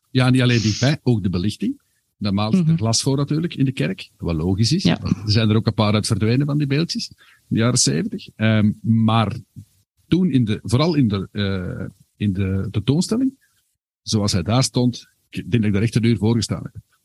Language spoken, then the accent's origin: Dutch; Herentals, Flanders, Belgium; ik ben van Herentals afkomstig.